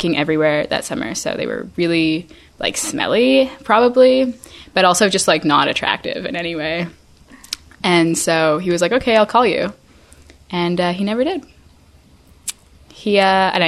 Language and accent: English; Vancouver, British Columbia, Canada; moved away as an adult; I was back in my hometown of Vancouver for 8 weeks